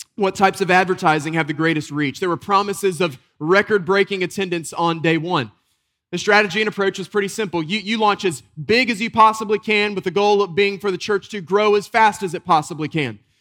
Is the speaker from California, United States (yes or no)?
no; Western North Carolina, United States; a boy growing up in Western North Carolina, we'd get these deep snows